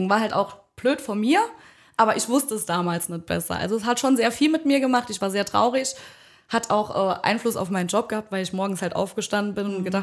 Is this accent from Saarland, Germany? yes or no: yes; Bischmisheim, Saarland, Germany; Ich komme aus Bitchmissheim